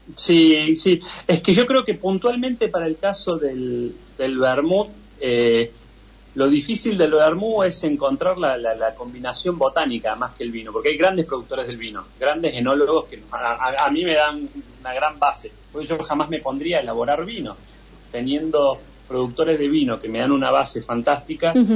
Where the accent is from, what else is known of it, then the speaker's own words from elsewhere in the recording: Argentina; nosotros como, como argentinos